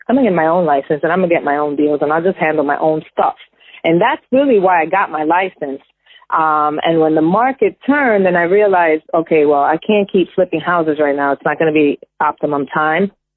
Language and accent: English; New York, United States; moved away as an adult; now in New Jersey, United States; I was born and raised in New York. So I was living in Jersey